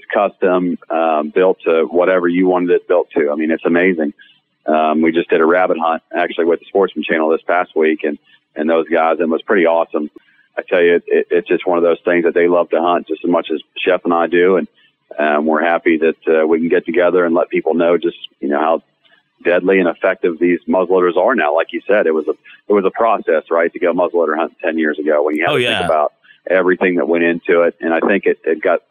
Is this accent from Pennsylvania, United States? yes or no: yes; Pennsylvania, United States; my home state in Pennsylvania